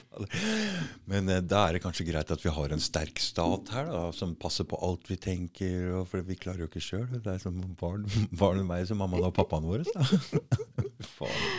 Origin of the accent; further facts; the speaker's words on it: Norway; vi er nordmenn